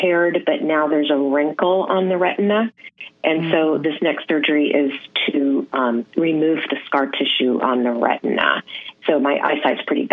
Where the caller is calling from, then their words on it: Lafayette, California, United States; I'm calling from Lafayette, California